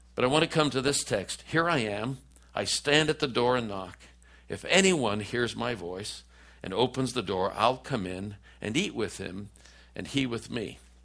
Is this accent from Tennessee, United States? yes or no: no; Oakland, California, United States; moved away as an adult; also born or lived in Washington, D.C.; I'm a kid from East Oakland, California